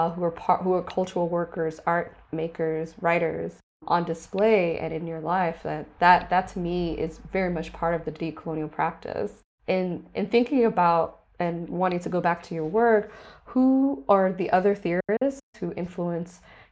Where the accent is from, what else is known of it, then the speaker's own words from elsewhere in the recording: Miami, Florida, United States; And growing up in Miami, I also learned about Mary Bethune Cookman and her work as an icon